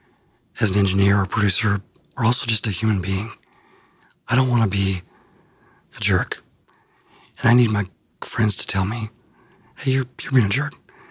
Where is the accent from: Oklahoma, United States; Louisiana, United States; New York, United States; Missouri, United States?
Missouri, United States; outside Cape Girardeau, Southeast; now in Nashville, United States; when I grew up in Southeast Missouri, my parents were older and there wasn't a lot to do in a small town